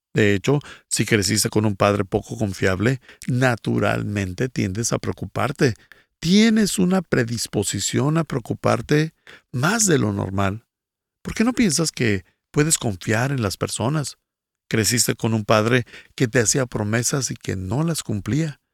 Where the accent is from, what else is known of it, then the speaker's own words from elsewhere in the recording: Bolivia; soy de Bolivia